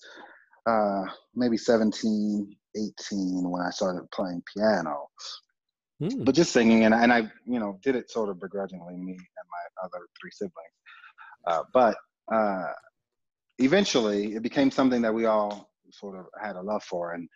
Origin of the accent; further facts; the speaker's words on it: Oklahoma City, Oklahoma, United States; now in Albuquerque, United States; grew up in Oklahoma City, and I was born and raised there